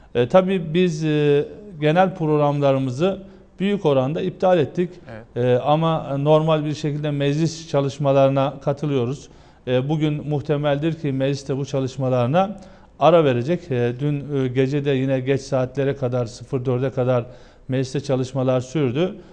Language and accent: Turkish; Geceköy, Günyüzü, Eskişehir, Turkey; now in Ankara, Turkey; bizim köyümüz Ankara'ya yakın. Eskişehir'in e, Günüzlü ilçesi Geceköy'ü.